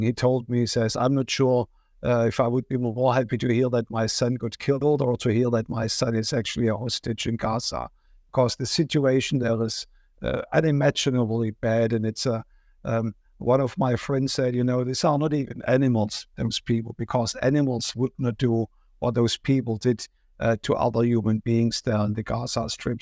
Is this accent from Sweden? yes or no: no; Germany; moved away; I'm from Germany